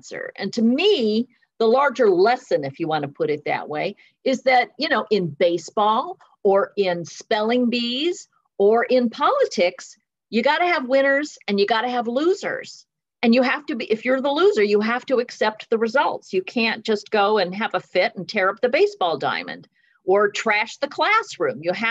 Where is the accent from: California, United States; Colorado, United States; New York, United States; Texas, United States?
California, United States; Southern; I grew up in Southern California and it's very multicultural here